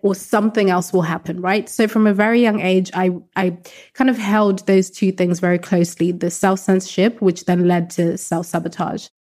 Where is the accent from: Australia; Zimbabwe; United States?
Zimbabwe; Growing up in a very conservative household, so I'm from Zimbabwe in Southern Africa, very conservative culture.